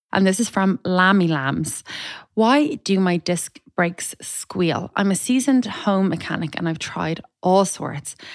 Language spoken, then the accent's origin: English; Ireland; now in Dublin, Ireland; I'm Irish